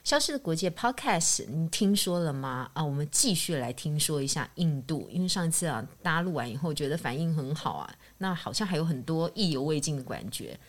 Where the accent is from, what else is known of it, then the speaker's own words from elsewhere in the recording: Taiwan; 是我们以前台湾的铁饭碗